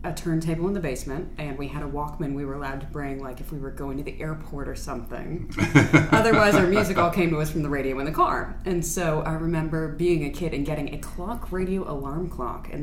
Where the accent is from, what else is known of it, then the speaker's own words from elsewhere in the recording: Maryland, United States; now in Columbus, Mississippi, United States; I grew up in Maryland.